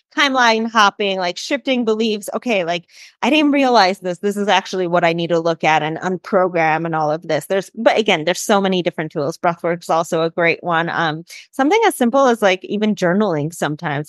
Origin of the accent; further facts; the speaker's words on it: Chicago, Illinois, United States; moved away as an adult; also born or lived in Colombia; I'm originally from Chicago. I grew up in Chicago.